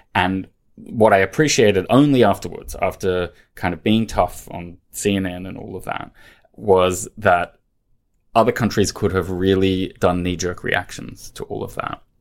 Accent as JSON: {"language": "English", "country": "Australia", "tie": "born or raised there", "also_born_or_lived": "London", "moved": "as an adult", "lives_now": "Brussels, Belgium", "said": "I grew up in Australia, studied in Australia"}